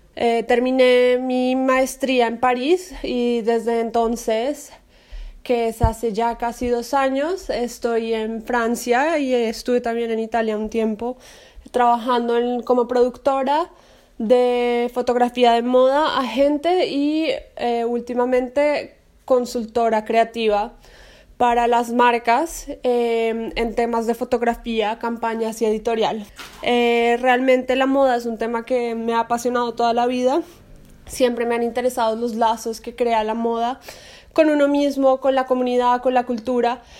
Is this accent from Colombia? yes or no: yes; Colombia; moved away as an adult; also born or lived in United States; nací y crecí en Colombia